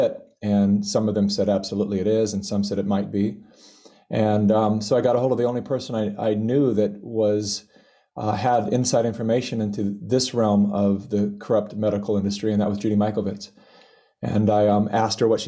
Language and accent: English; California, United States; I was born and raised in California